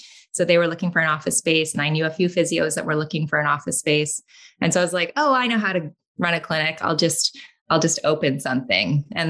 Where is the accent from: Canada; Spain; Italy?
Canada; also born or lived in London, England; Only because my mother is British and she went home to have me. So then I came back to Canada. I think I was a week old. So I'm Canadian